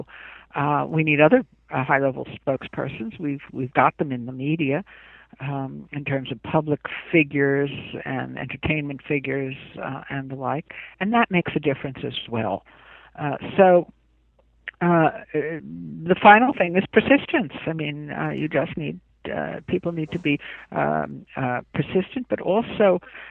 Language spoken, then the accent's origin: English; Englewood, New Jersey, United States; I was born not too far from Manhattan in Englewood, New Jersey